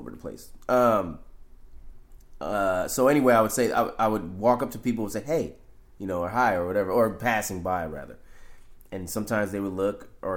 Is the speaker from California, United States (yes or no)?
yes; San Francisco, California, United States; I grew up in the Fillmore District, where I'm at now